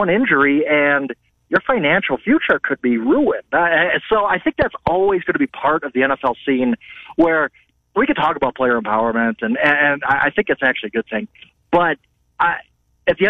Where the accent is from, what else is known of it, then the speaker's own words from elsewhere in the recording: Wisconsin, United States; now in Denver, United States; growing up in Wisconsin